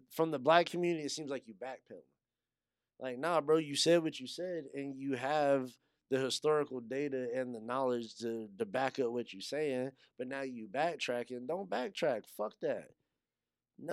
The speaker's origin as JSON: {"language": "English", "town": "Yuma", "region": "Arizona", "country": "United States", "tie": "born or raised there", "said": "I grew up in Yuma. I went to high school in Yuma."}